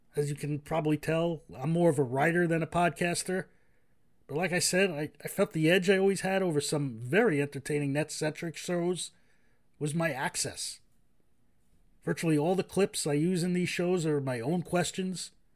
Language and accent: English; New Jersey, United States; my home state of New Jersey